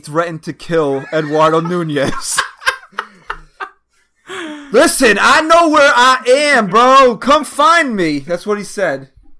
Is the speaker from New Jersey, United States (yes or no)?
yes; New Jersey, United States; accent: Jersey; Because my Jersey accent doesn't come out when I type it.